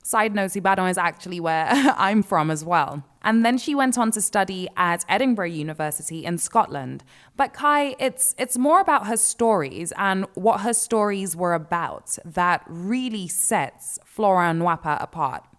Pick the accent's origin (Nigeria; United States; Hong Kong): Nigeria; as a Nigerian